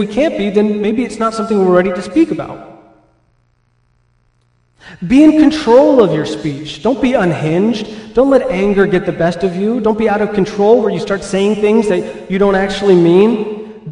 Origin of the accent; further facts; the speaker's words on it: California, United States; now in Midwest, United States; where I grew up in California